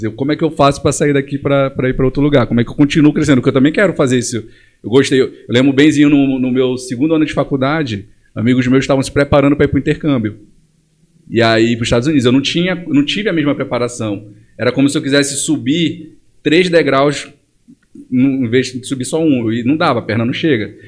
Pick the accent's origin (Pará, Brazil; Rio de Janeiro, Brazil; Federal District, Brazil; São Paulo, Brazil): Pará, Brazil; Monte Dourado; also born or lived in Belém; Meus pais eles foram para o interior do estado em Monte Dourado quando eu tinha 4 anos de idade